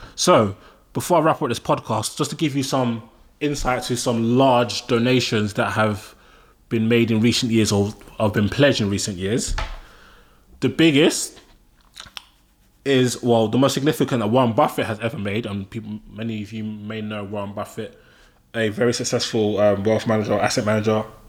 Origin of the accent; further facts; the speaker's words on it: London, United Kingdom; I'm Nigerian. I'm born and raised in London